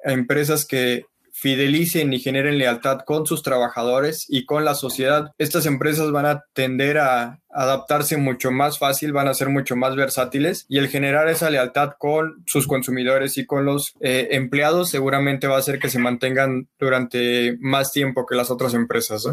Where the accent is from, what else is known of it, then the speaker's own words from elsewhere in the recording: Mexico; en México estábamos viviendo